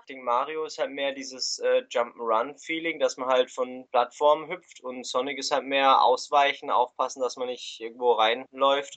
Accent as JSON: {"language": "German", "country": "Switzerland", "said": "wir kommen aus der Schweiz"}